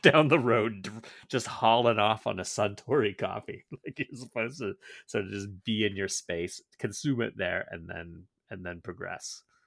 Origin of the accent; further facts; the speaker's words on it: Georgetown, Ontario, Canada; when I was growing, growing up in Georgetown